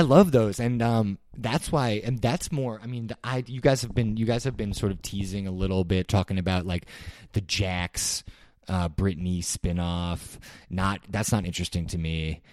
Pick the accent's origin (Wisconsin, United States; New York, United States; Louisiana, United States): New York, United States; New York City; I grew up in New York City